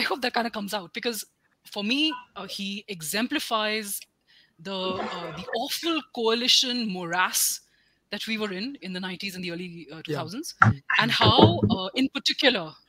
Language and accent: English; Uttar Pradesh, India; So I grew up in Uttar Pradesh in the 90s and the 2000s.